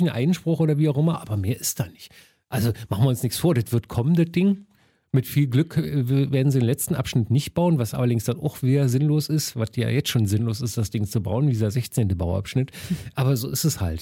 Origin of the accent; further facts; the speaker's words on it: Berlin, Germany; ich bin schon Westberliner Kind